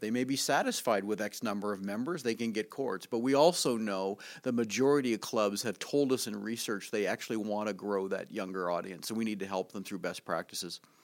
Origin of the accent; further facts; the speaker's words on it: Canada; moved away; I come from Canada where there's an awful lot of snow